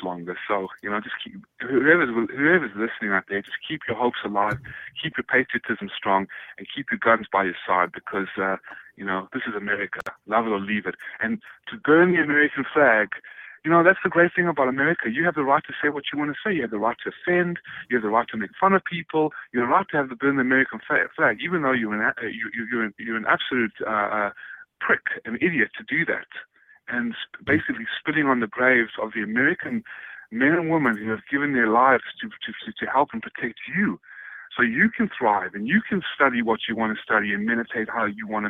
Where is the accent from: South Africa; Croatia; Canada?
South Africa; now in United States; I come from South Africa.